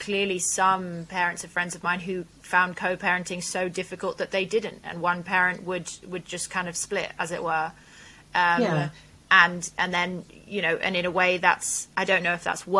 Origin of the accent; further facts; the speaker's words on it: Wales, United Kingdom; also born or lived in Lebanon; the Welsh castles that I spent my childhood exploring